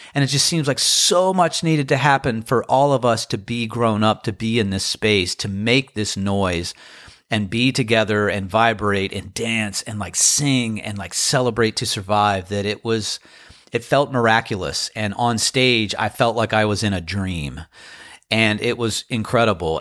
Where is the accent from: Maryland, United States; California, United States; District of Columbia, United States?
Maryland, United States; Crofton; now in Outer Banks, United States; I had friends there who I grew up with in Crofton, Maryland.